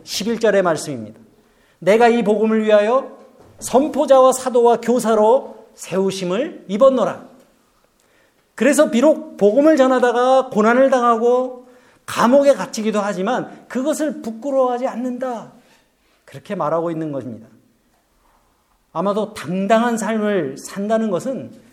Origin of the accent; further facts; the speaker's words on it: South Korea; moved away